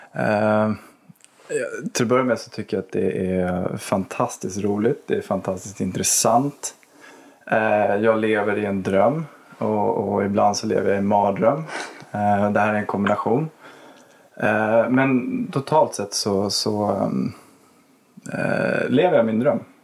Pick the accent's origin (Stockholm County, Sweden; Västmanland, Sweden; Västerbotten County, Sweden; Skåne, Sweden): Stockholm County, Sweden; Botkyrka; Jag är uppväxt i Botkyrka, jag är uppväxt på Lagfartsvägen